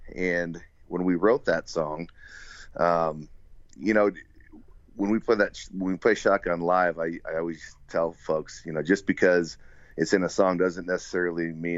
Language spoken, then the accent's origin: English; northern Wisconsin, United States; now in Central Nebraska, United States; I actually grew up in northern Wisconsin